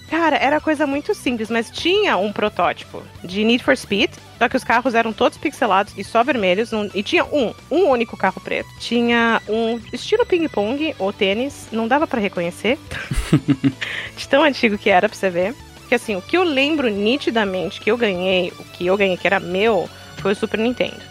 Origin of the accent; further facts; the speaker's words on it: Germany; now in Brazil; eu nasci na Alemanha